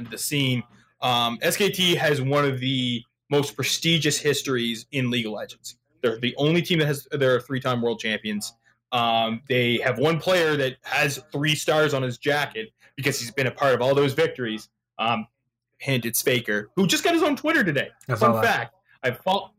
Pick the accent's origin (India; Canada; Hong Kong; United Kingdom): Canada; I am Canadian